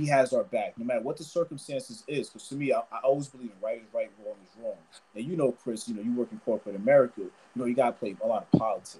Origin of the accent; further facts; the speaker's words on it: Nigeria; especially because I'm Nigerian, especially because I'm Black